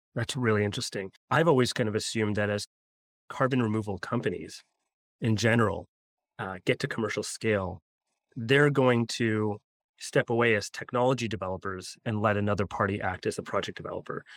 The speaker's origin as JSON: {"language": "English", "country": "Canada", "said": "I'm Canadian myself"}